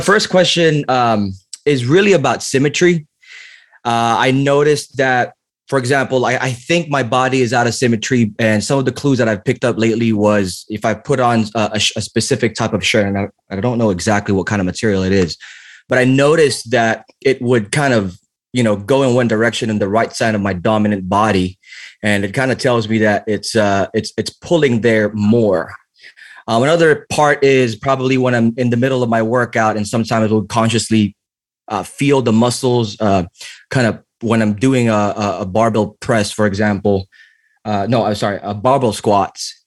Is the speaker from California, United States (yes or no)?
yes; the Bay Area, California, United States; I'm also from the Bay.